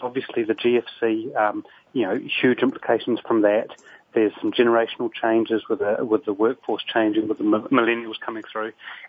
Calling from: San Francisco, California, United States; Today I'm actually in San Francisco.

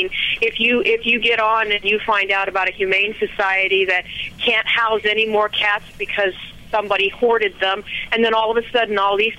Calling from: Oregon, United States; Oregon State.

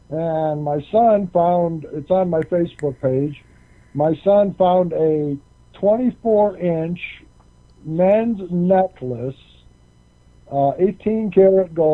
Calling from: Colorado, United States; in Colorado.

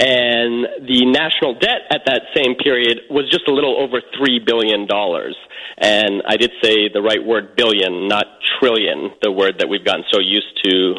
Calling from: Hollywood, California, United States; Yes, I'm calling from Hollywood, California.

